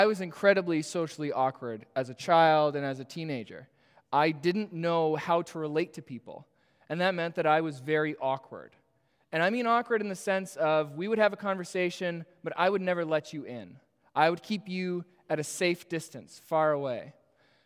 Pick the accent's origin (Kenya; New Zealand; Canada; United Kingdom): Canada; Toronto, Ontario; I am born and raised in Etobicoke